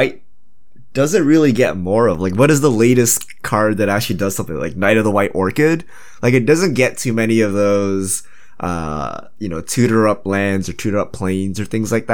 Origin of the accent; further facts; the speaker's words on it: Canada; So I'm Canadian. So I grew up in Canada